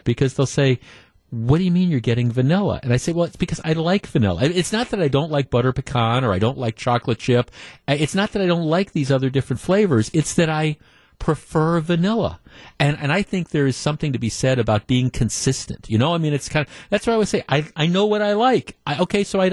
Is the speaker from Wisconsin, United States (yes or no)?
yes; Glendale, Wisconsin, United States; I grew up in Glendale, so I was a cop's kid